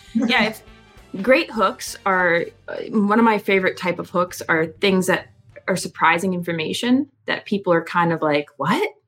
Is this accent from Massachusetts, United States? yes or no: no; Philadelphia, Pennsylvania, United States; grew up in the Philadelphia, Pennsylvania suburbs.